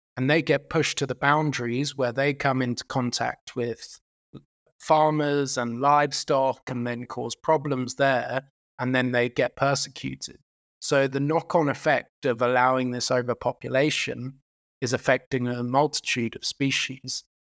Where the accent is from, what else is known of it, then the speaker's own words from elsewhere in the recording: United Kingdom; now in South Africa; I'm actually Irish and British